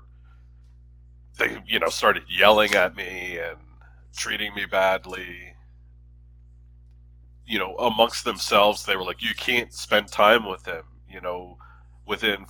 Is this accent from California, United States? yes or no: no; Philadelphia, Pennsylvania, United States; moved away; also born or lived in Chicago / Washington, District of Columbia, United States; I'm from Philly